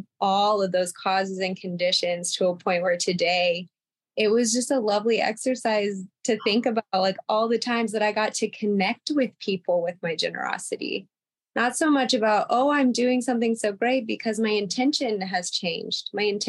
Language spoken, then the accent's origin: English; United States; growing up in American society, where if you talk about yourself at all, then you are egotistical and you are selfish and you aren't thinking about others. And then a double whammy of that is I was raised in a Southern Baptist cult